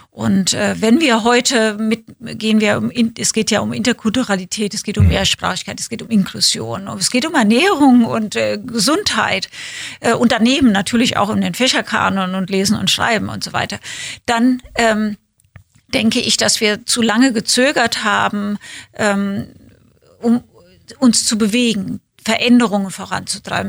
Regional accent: Winnweiler, Rhineland-Palatinate, Germany; moved away; also born or lived in Kaiserslautern / Berlin; bin bei meiner Oma groß geworden in ja. Winnweiler, das ist ein Dorf daneben, aber ich bin in Kaiserslautern geboren

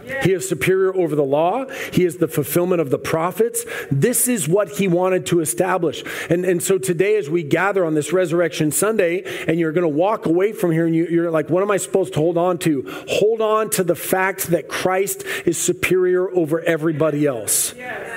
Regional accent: United States; I'm a U.S. Army veteran. I did 6 years active. I did two deployments. I love America. I believe in the Constitution. I am American.

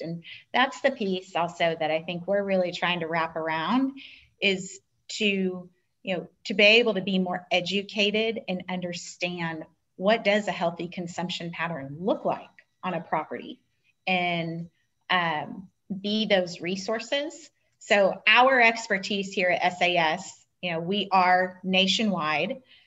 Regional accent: Southern California, United States; I grew up in Southern California

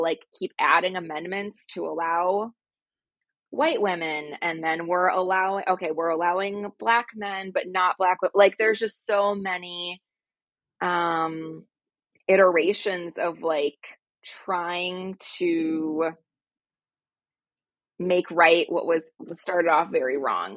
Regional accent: United States; growing up in American school systems

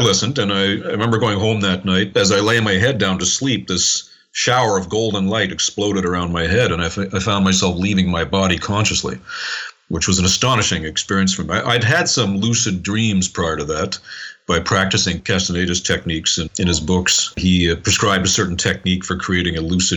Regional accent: Montreal, Quebec, Canada; I was born and raised in Montreal in Canada, born in 1959

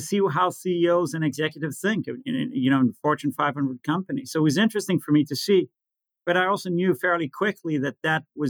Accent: Israel; growing up in Israel, recessions, wars, new currencies, inflation

